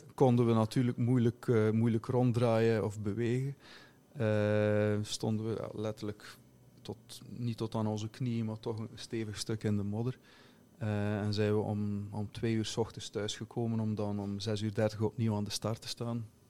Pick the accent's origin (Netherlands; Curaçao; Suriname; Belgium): Belgium; Flemish Belgian, Flanders; now in Finland; mijn perceptie als, als Belg, Vlaming